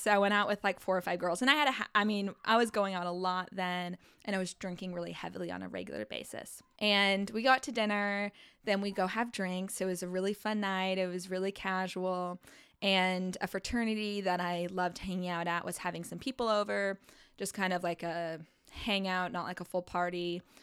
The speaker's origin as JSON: {"language": "English", "region": "Arizona", "country": "United States", "tie": "born or raised there", "also_born_or_lived": "New Orleans", "moved": "as an adult", "said": "We grew up together in Arizona"}